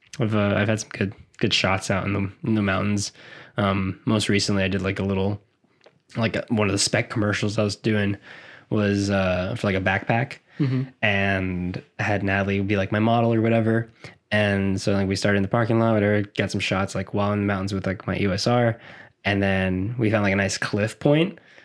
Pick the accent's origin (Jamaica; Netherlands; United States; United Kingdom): United States; South Florida; I'm from South Florida.